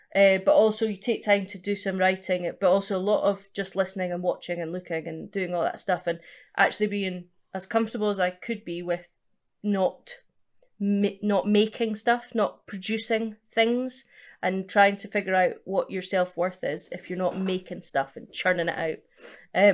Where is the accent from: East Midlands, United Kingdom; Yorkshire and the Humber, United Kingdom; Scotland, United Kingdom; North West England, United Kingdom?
Scotland, United Kingdom; East Coast of; also born or lived in Edinburgh; now in London, United Kingdom; I'm from the East Coast, so it was Edinburgh where I was doing the majority of my gigs